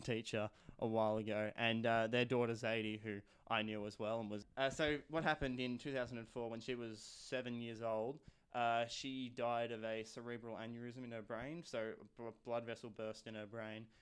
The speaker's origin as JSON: {"language": "English", "town": "Shepparton", "region": "Victoria", "country": "Australia", "tie": "born or raised there", "said": "based in my hometown of, uh, Shepparton."}